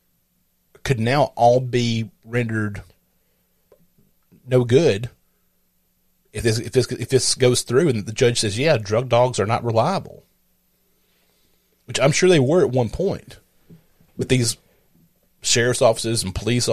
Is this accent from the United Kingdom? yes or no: no; the South, United States; I'm from the States. He goes, well, where at? I said, the South